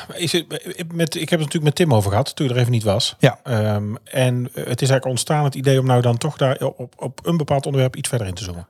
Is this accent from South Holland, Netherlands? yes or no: no; North Brabant, Netherlands; hier bij ons in Brabant